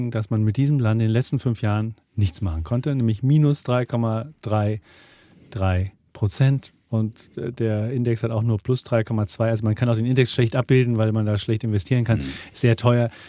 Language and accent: German; Bavaria, Germany; ich bin ein Franke